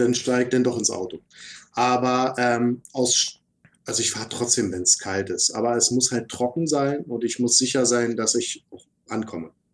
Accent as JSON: {"language": "German", "region": "Berlin", "country": "Germany", "said": "wir als Berliner"}